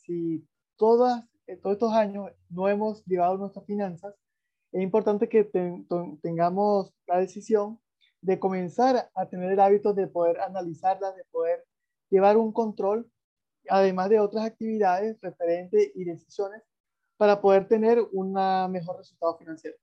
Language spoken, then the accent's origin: Spanish; Venezuela; de donde yo vengo, yo soy venezolano